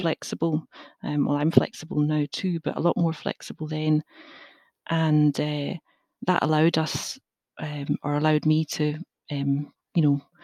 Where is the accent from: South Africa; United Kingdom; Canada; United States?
United Kingdom; Glasgow, Scotland; also born or lived in England; I grew up in Glasgow